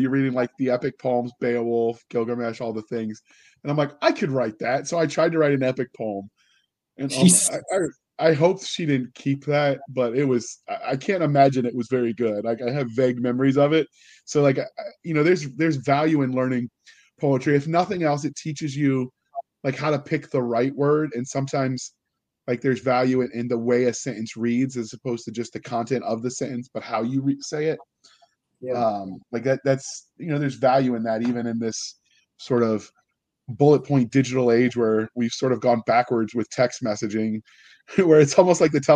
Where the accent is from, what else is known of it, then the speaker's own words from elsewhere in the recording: United States; as an American who went through American public school